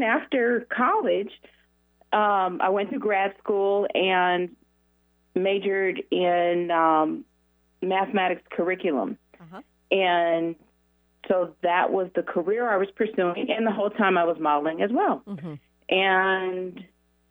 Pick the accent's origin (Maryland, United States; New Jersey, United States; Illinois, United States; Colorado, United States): Colorado, United States; Denver; I grew up in Denver